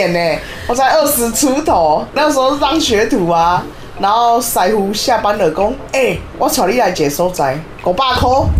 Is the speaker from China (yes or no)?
no; Taiwan; 我们台湾人七个，